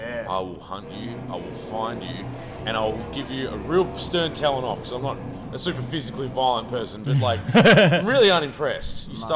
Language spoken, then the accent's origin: English; Tasmania, Australia; we're from Tasmania